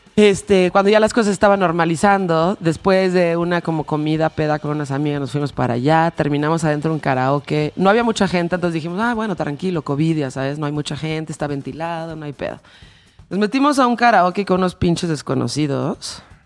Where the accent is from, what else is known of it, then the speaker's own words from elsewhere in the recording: Mexico; como nosotros como mexicanos